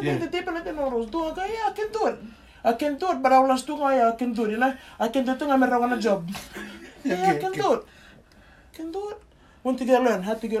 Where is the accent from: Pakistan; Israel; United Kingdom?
Pakistan; English is a second language; You know, brother, I'm 4-year engineer. I'm coming from Pakistan.